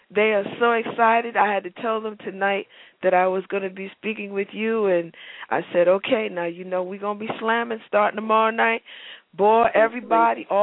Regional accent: New York City, New York, United States; I am from Harlem and Bronx, New York

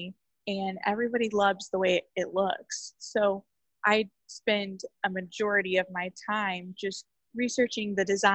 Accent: Oklahoma, United States; I grew up in a really small town in Oklahoma.

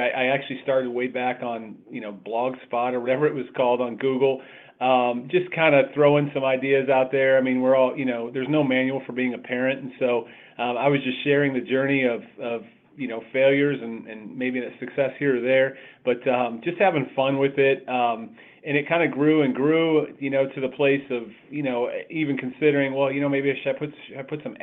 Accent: Cleveland, Ohio, United States; moved away as an adult; now in Columbus, United States; I'm a native Clevelander. We've lived in Columbus for about 20 years as well. So, but I grew up in Cleveland

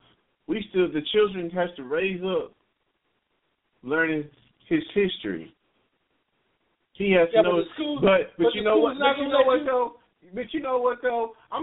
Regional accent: Texas, United States; All I know is I'm from East Texas.

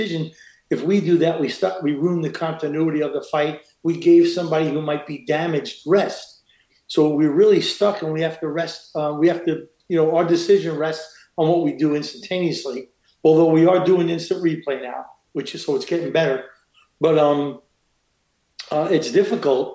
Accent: New York City, New York, United States; moved away as an adult; also born or lived in Queens / Los Angeles; I'm a schnook from Brooklyn

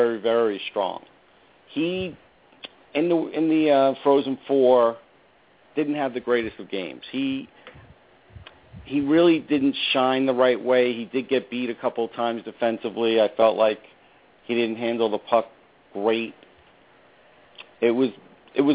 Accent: North Massapequa, New York, United States; I'm from North Massapequa

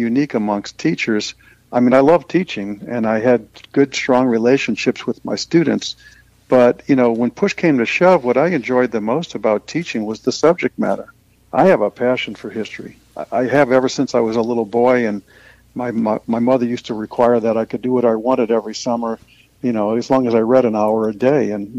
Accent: New Orleans, Louisiana, United States; moved away as an adult; now in St. Louis, United States; I'm from New Orleans originally, so I started teaching in the Ninth Ward of New Orleans.

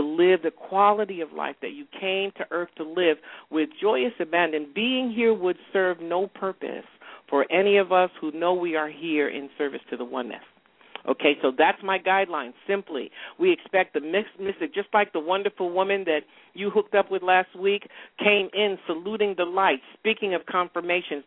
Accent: New York, United States; moved away as an adult; also born or lived in rural Virginia; now in Atlanta, United States; New York, which is my home state

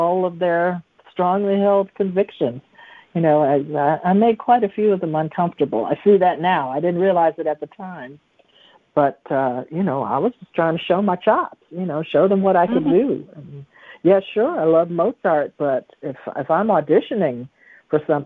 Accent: the South, United States; moved away as an adult; I came from the South there

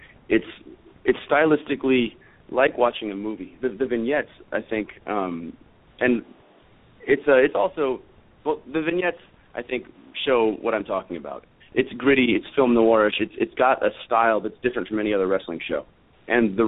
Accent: Los Angeles, California, United States; we tape every episode in my hometown of Los Angeles

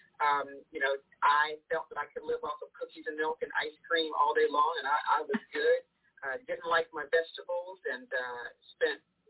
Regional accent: Cincinnati, Ohio, United States; I was born and raised in Cincinnati, Ohio, so I'm a Midwestern girl.

